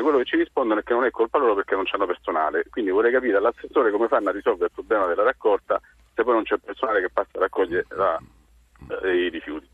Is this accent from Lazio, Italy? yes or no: yes; Rome, Lazio, Italy; da romano